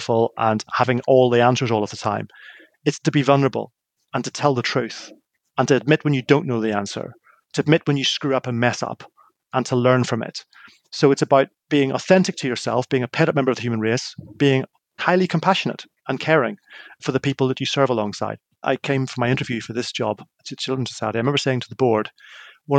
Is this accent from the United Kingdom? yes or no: yes; Northern Ireland, United Kingdom; I grew up in Northern Ireland in the middle of what was known as the Troubles